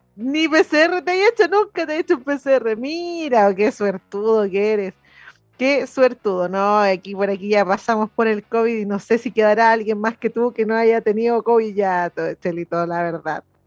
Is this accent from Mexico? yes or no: no; Chile; como somos los chilenos